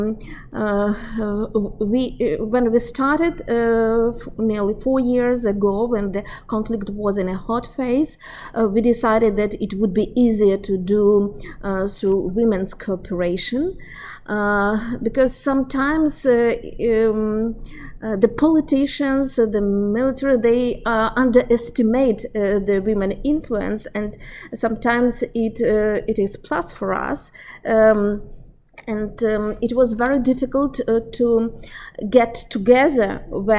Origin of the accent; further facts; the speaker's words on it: Ukraine; I'm from Ukraine